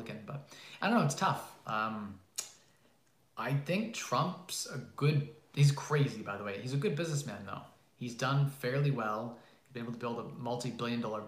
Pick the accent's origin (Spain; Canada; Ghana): Canada; I'm Canadian